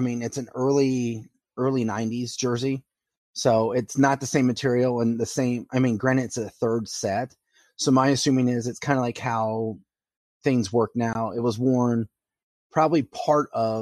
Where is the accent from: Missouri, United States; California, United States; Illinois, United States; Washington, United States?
Missouri, United States; St. Louis; growing up in St. Louis. I liked the Flames even though I lived in St. Louis